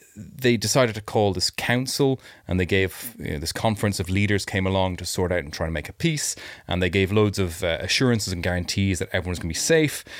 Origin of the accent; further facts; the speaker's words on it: Ireland; accent: mild; moved away; I did grow up in Ireland